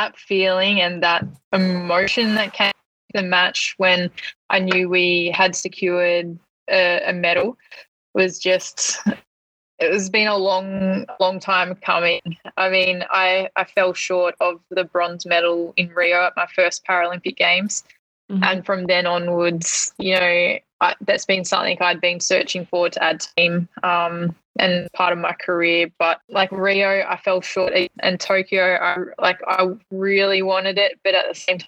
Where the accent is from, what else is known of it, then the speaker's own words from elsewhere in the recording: Hamilton, Victoria, Australia; moved away; back in my hometown, Hamilton